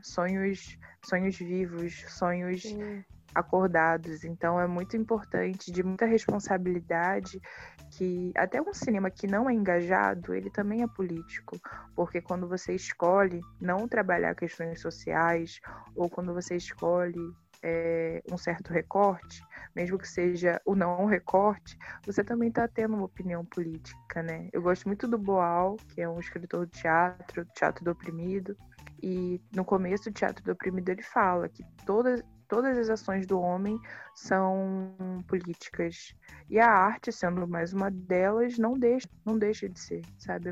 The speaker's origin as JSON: {"language": "Portuguese", "area": "Baixada Fluminense", "region": "Rio de Janeiro", "country": "Brazil", "tie": "born or raised there"}